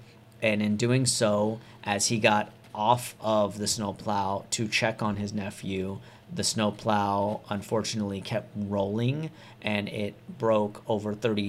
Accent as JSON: {"language": "English", "town": "Modesto", "region": "California", "country": "United States", "said": "Modesto, California."}